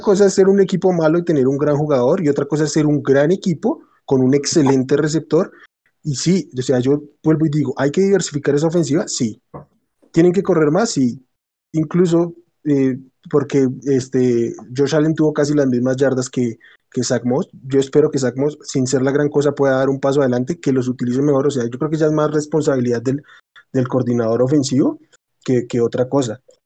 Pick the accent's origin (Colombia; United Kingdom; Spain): Colombia; acá en Colombia